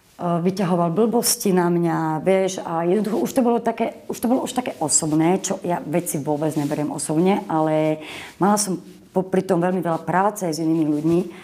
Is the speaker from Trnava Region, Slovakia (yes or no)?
yes; Boleráz, Trnava Region, Slovakia; also born or lived in Moravia; pochádzam z Boleraza, uh-huh. odkiaľ pochádzal môj otec